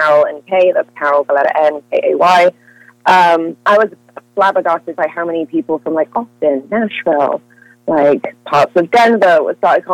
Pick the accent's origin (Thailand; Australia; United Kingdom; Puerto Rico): United Kingdom; Wales; moved away as an adult; now in California, United States; moving out here as a Welsh woman